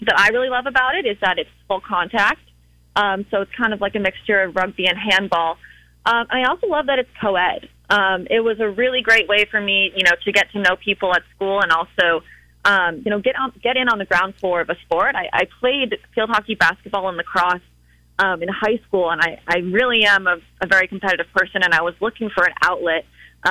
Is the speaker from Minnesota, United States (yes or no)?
no; Cape Cod, Massachusetts, United States; I'm from Massachusetts. I'm from Cape Cod